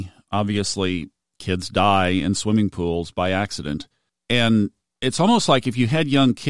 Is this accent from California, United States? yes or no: no; Texas, United States; we're all from Texas here, right?